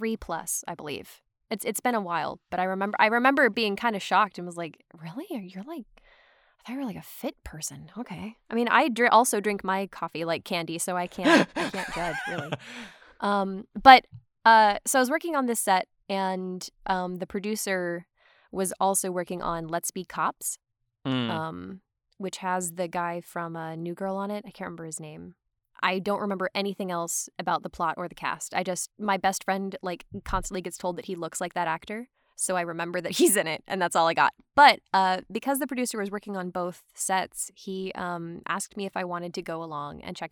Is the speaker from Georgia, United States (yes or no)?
yes; Atlanta, Georgia, United States; moved away as an adult; now in Los Angeles, United States; I'm from Atlanta, and before I moved to LA, I was working as a PA on this night shoot for Andrew Donahoe.